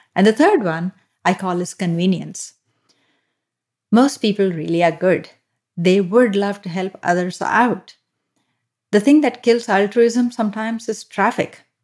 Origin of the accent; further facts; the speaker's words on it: Hyderabad, Telangana, India; moved away as an adult; also born or lived in Mumbai / Kolkata; now in United States; I'm from the south of India and, uh, I was born in Hyderabad. Um, I've lived in multiple cities, including Hyderabad, Mumbai, and Kolkata